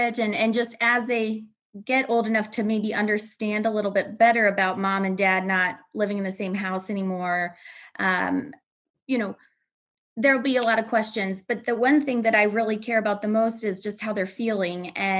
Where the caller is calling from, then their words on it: Aurora, Illinois, United States; Aurora, Illinois, a western suburb of Chicago.